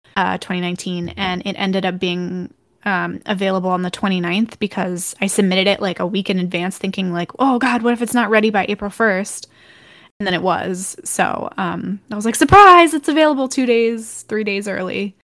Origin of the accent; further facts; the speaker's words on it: Texas, United States; where I'm from, and I grew up in Texas